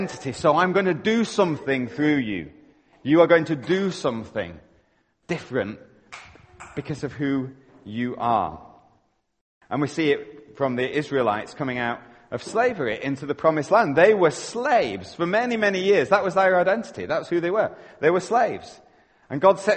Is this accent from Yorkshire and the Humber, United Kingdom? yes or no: yes; Yorkshire and the Humber, United Kingdom; now in Canada; I'm living in Canada, but you know what? I'm a Yorkshireman at heart